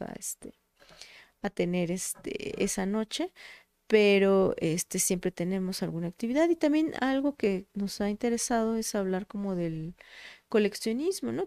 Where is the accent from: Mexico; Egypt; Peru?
Mexico; Tlaxcala; mi acta de nacimiento es de Puebla, pero es que yo siempre he vivido en Tlaxcala, he sido de Tlaxcala